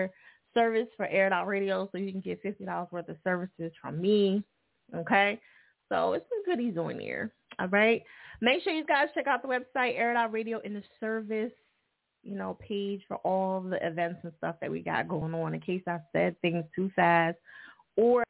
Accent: New Jersey, United States; now in Philadelphia, United States; Jersey? Okay, that's my home state. A lot of people think I'm from Philly, but I'm not. But I've been here 18 years

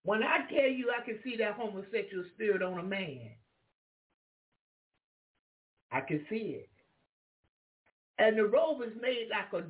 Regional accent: Jacksonville, Florida, United States; moved away; also born or lived in Alaska; I was from Jacksonville, Florida

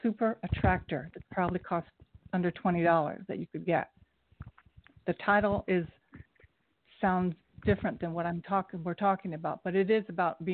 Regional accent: Kettering, Ohio, United States; moved away as an adult; now in New York City, United States; I'm from Dayton, Ohio, Kettering

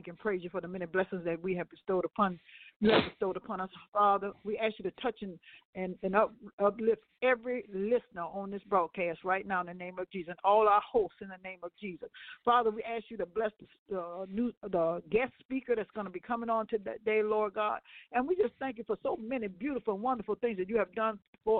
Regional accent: Ohio, United States; He don't know that I'm from Ohio.

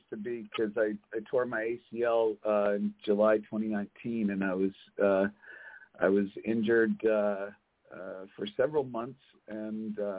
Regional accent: Kelowna, British Columbia, Canada; born there; I was born in Kelowna, British Columbia.

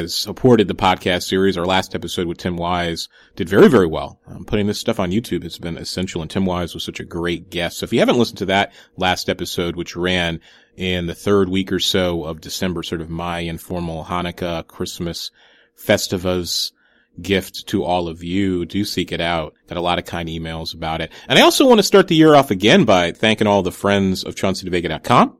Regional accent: New Haven, Connecticut, United States; now in Chicago, United States; Growing up in New Haven

